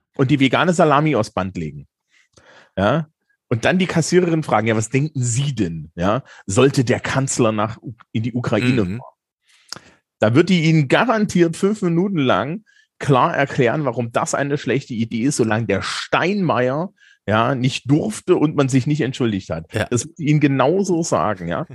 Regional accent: Eisenach, Thuringia, Germany; ich bin ja aus Eisenach

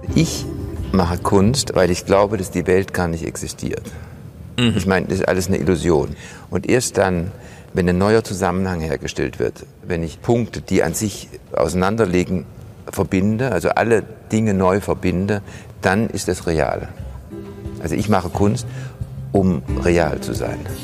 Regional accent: Donaueschingen, Baden-Württemberg, Germany; ich bin ja aufgewachsen in Donaueschingen

